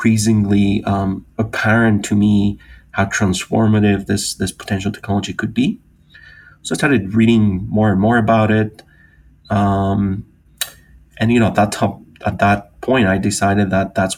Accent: Greece; moved away as an adult; also born or lived in United Kingdom; I'm originally from Greece. I grew up in Greece, the youngest of three.

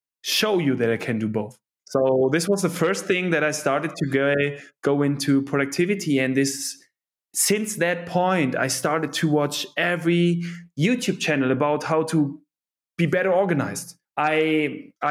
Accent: Cologne, North Rhine-Westphalia, Germany; originally, I'm from Cologne, so the western part of Germany

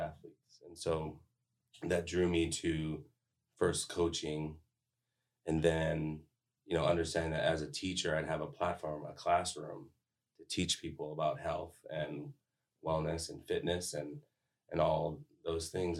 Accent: Hawaii, United States; moved away as an adult; also born or lived in Missouri; now in St. Charles, United States; I was actually born and raised in Hawaii.

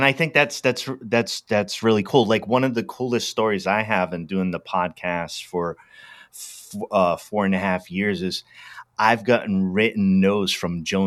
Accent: East Coast, United States; I'm from the East Coast, maybe a bit brash

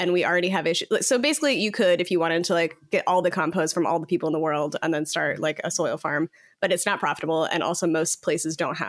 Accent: Iowa, United States; When I remember when I was a kid, in like growing up in Iowa

